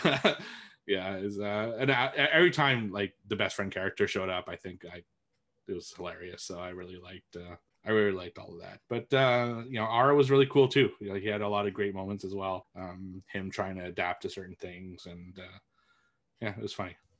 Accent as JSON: {"language": "English", "town": "Montreal", "region": "Quebec", "country": "Canada", "tie": "born or raised there", "said": "it's filmed in my hometown"}